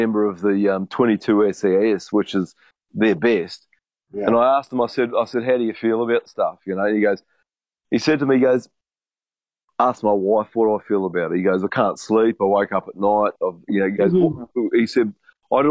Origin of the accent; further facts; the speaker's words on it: New Zealand; I'm from New Zealand